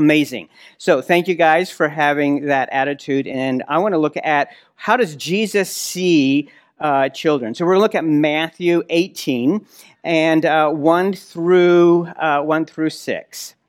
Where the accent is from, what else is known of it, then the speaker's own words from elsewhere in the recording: Nazareth, Northern District, Israel; marhaba, kif halkum, ana min al-Nasira